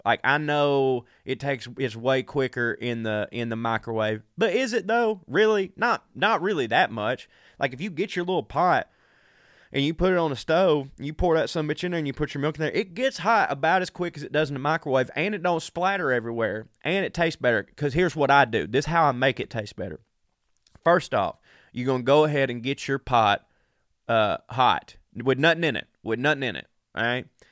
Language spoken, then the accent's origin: English; the South, United States; I'm from the South